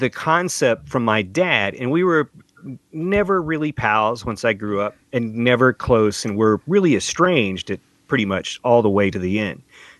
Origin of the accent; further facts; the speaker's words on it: Middle Tennessee, United States; growing up in Middle Tennessee where I was not going to church.